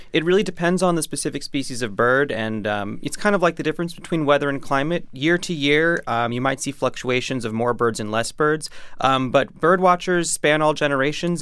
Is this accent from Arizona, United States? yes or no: no; New York City, New York, United States; as a New Yorker